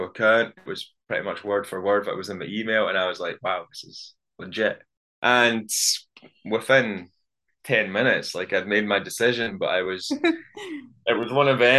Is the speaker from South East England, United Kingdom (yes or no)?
no; Scotland, United Kingdom; born or raised there